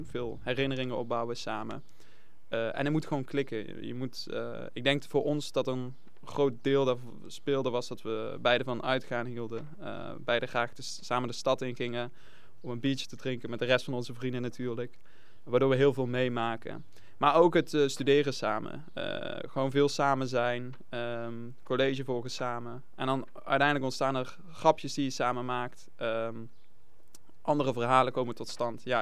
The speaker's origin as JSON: {"language": "Dutch", "town": "Venray", "region": "Limburg", "country": "Netherlands", "said": "vrienden uit Nijmegen, maar ook nog mijn vrienden uit Venraai."}